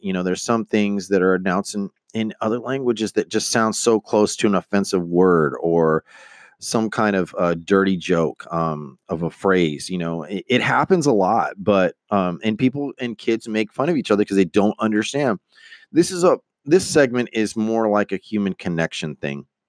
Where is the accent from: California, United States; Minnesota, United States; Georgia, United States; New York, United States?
California, United States; Stockton; I'm from Stockton, California